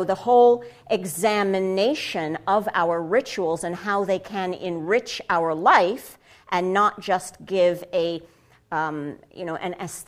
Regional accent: United States; and I say I'm a Jew, right? And then I'm an American.

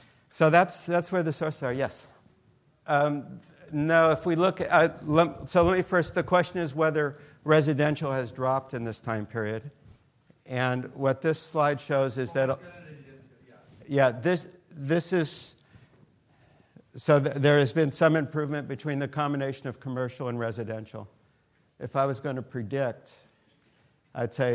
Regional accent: Stockton, California, United States; I grew up in Stockton in the middle there

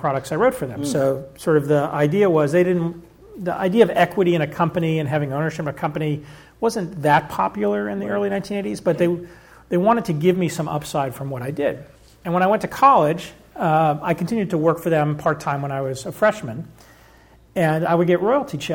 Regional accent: Dallas, Texas, United States; moved away as an adult; also born or lived in Arkansas / Boston / New York; I grew up in Dallas, Texas

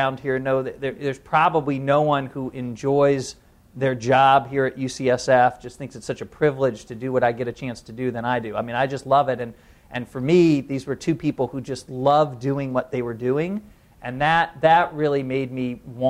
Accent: Indiana, United States; now in San Francisco, United States; I was raised in Indiana, so I'm one of the few Hoosiers around here

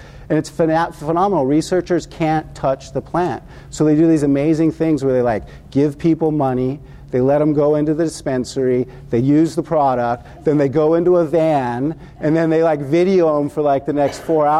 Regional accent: Washington, District of Columbia, United States; I'm from Washington, D.C., and we have all these panels, these summits on cannabis

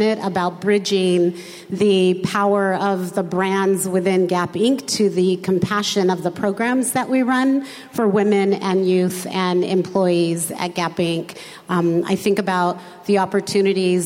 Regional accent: a suburb just east of Los Angeles, Southern California, United States; They moved the family to Southern California in the 60s, where I grew up in a suburb just east of Los Angeles

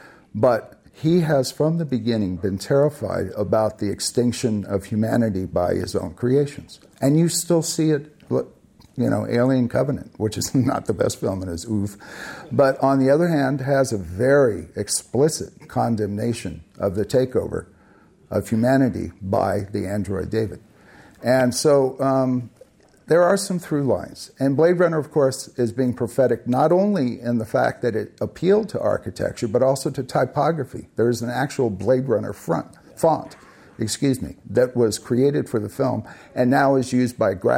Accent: Philippines; I grew up in the Philippines in the 50s and the 60s.

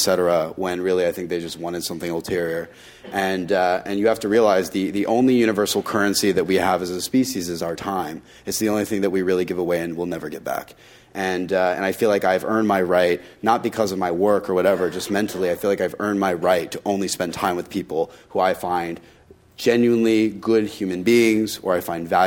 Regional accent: Tennessee, United States; I was born and raised in Tennessee

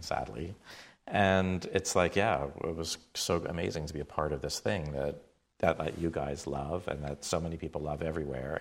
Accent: Toronto, Ontario, Canada; I grew up in Toronto

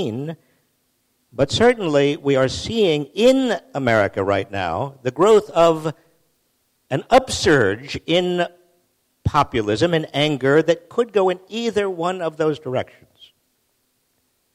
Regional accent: Massachusetts, United States; I'm from Massachusetts. We're all under 5 feet tall

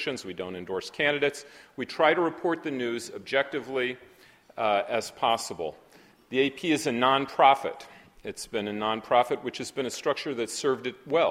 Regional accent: Berkeley, California, United States; now in Manhattan, United States; I'm from Berkeley

